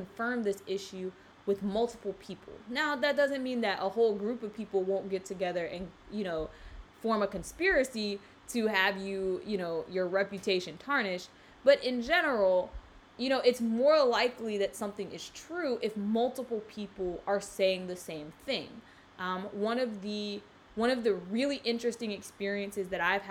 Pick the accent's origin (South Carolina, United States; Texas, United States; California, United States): South Carolina, United States; now in South Florida, United States; I grew up in South Carolina